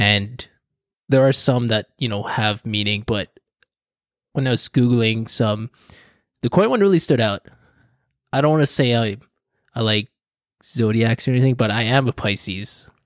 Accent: Philippines; I'm, I'm Filipino.

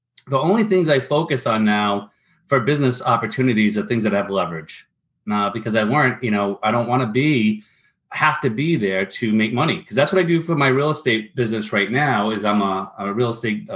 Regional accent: Rhode Island, United States; I grew up in Rhode Island

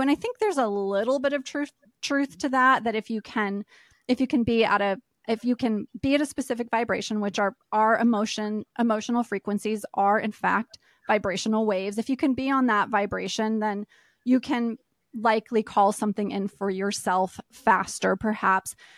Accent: East Coast, United States; moved away; I grew up on the East Coast, and I've lived a lot of different places

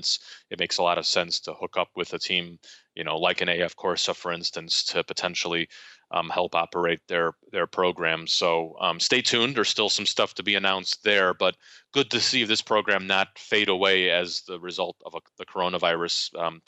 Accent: United States; being an American

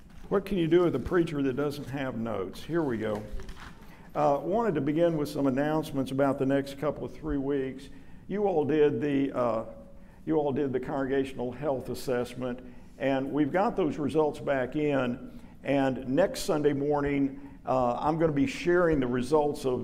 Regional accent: Dallas, Texas, United States; I was raised in Lockwood, you know, North Dallas, white kid

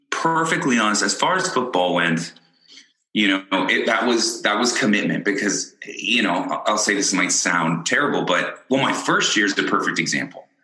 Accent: Ireland; born there; I was born in Ireland.

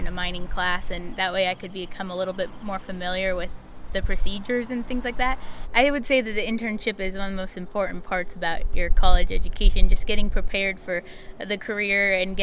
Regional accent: Watsonville, California, United States; also born or lived in Colorado; I'm from Watsonville originally

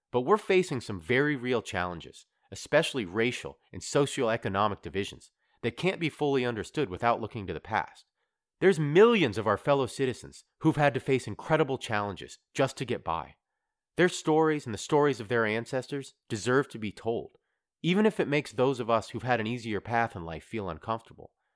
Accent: Ohio, United States; moved away as an adult; also born or lived in New York City; now in Halifax, Canada; I grew up in Ohio. I moved to New York City when I was twenty-two, and now I live in Halifax, Nova Scotia

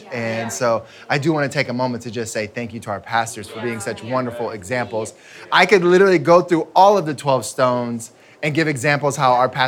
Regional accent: United States; I'm American

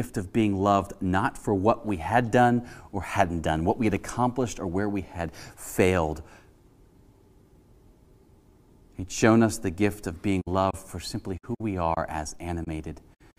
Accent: Cincinnati, Ohio, United States; I spent a summer in college as an intern for the youth group at the Presbyterian Church I grew up in Cincinnati, Ohio.

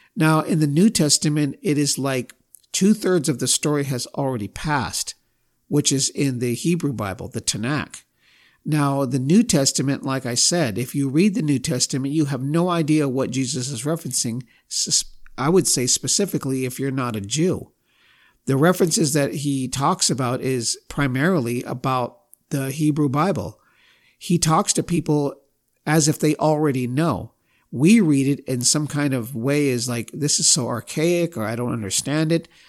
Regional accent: United States; I've been raised to believe a lot of different things as an American

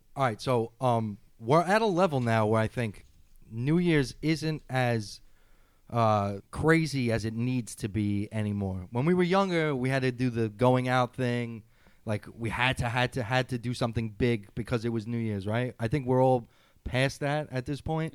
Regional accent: New York City, New York, United States; as a New Yorker

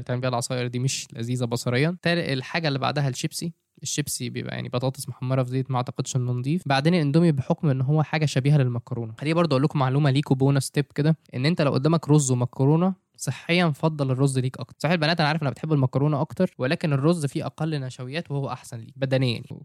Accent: Egypt; عندنا في مصر

